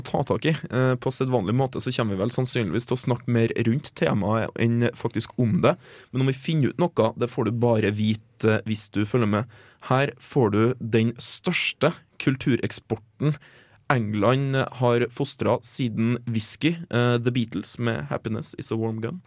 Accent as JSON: {"language": "Norwegian", "country": "Norway"}